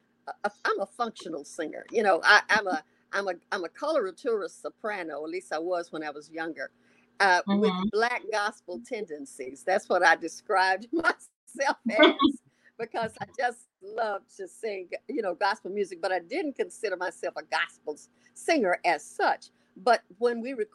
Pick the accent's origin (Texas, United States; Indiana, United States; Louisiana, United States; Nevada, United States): Texas, United States; Houston; also born or lived in New York; I'm from Houston, Texas.